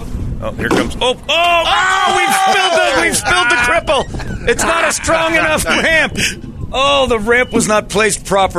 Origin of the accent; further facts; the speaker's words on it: Indiana, United States; I grew up in Indiana.